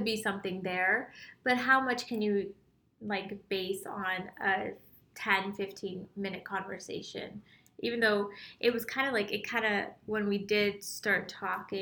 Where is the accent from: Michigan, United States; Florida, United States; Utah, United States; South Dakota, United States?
Utah, United States; I'm from Utah.